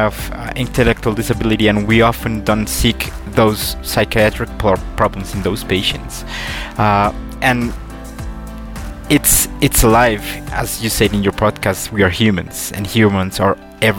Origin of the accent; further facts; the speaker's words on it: Colombia; I'm from Colombia